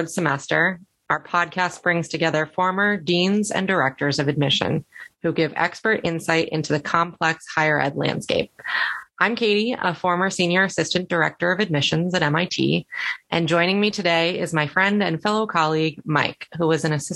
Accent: Netherlands; moved away; I grew up in the Netherlands

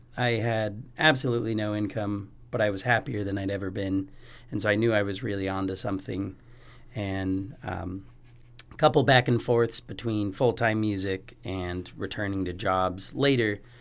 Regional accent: Spokane, Washington, United States; now in Bozeman, United States; I did grow up in Spokane, Washington, in the valley um, for almost 16 years

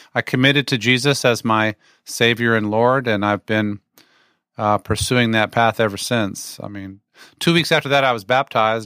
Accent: Virginia, United States; also born or lived in West Germany; now in Atlanta, United States; I was raised in Virginia, though I was born in, uh, West Germany

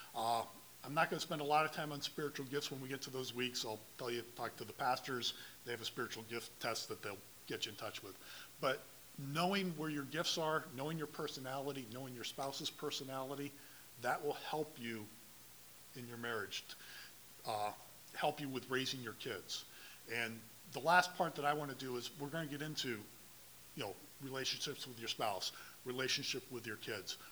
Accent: Dallas, Texas, United States; I was born and raised here in Dallas, lived here basically my whole life

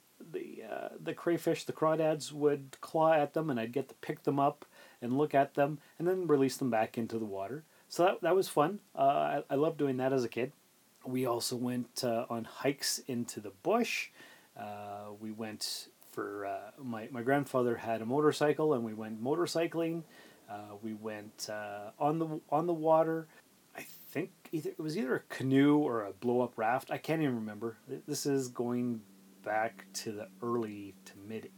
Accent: Sault Ste. Marie, Ontario, Canada; We grew up in Sault Ste. Marie, Ontario, Canada

